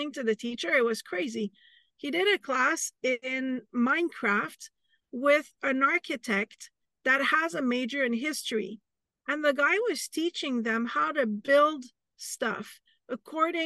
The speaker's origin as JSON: {"language": "English", "country": "Canada", "said": "I'm Canadian"}